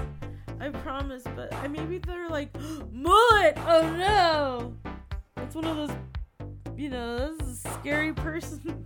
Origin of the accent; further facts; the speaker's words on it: Fairfield, California, United States; now in Oakland, United States; I grew up in Fairfield.